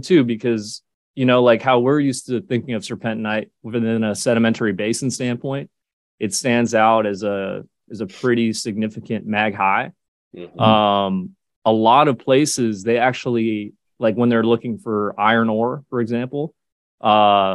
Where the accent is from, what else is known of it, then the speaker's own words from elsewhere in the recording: California, United States; moved away as an adult; now in Townsville, Australia; being born and raised in California